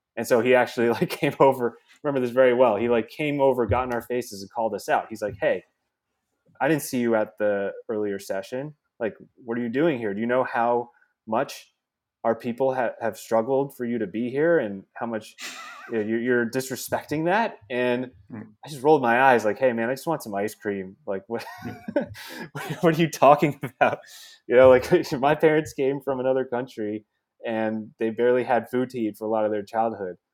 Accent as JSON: {"language": "English", "region": "New Jersey", "country": "United States", "tie": "born or raised there", "also_born_or_lived": "Bronx, New York", "said": "spent a few years there in New York and then moved out to Jersey where I grew up"}